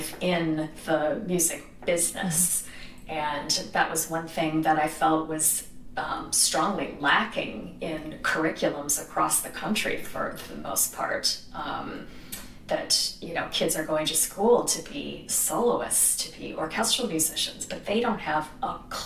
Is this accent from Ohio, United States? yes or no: no; outside of Detroit, Michigan, United States; also born or lived in Manhattan / Nashville; now in Brooklyn, United States; I grew up outside of Detroit, so I was in a suburb about 18 miles north